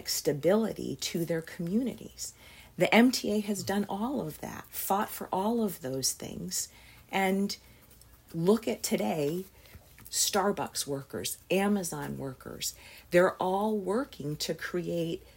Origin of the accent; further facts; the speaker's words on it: Pittsfield, Massachusetts, United States; I grew up in Berkshire County, Pittsfield, Massachusetts